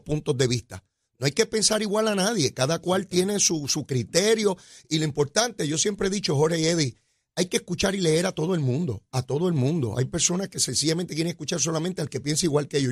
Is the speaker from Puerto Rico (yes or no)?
yes; Puerto Rico